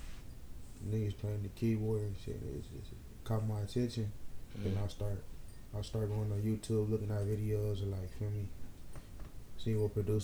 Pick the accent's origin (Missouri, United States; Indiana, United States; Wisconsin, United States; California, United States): California, United States; Los Angeles; I'm from Los Angeles